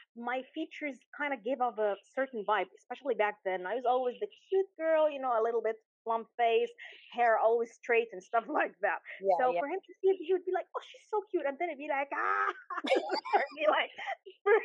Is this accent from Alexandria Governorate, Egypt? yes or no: yes; Alexandria, Alexandria Governorate, Egypt; I'm a small town girl at heart. I've been in Alexandria all my life